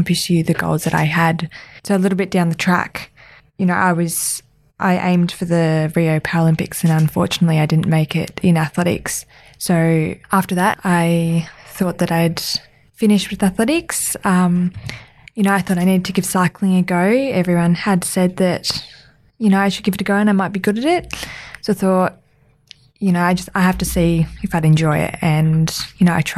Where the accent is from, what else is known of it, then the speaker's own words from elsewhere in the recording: Melbourne, Victoria, Australia; moved away as an adult; now in Adelaide, Australia; I grew up in Melbourne